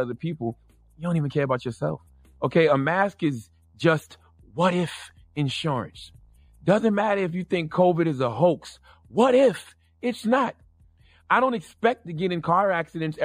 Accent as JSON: {"language": "English", "country": "United States", "said": "I'm just American"}